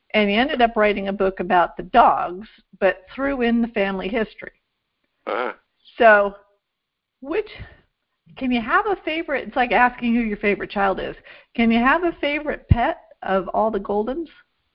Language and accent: English; Vermont, United States; we grew up in Vermont